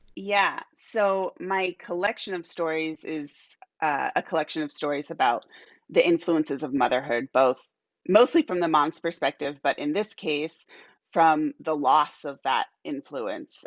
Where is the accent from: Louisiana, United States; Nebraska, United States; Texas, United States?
Nebraska, United States; Omaha; moved away as an adult; also born or lived in Albuquerque, New Mexico; now in Omaha, United States; I grew up here in Omaha, uh, all the way through college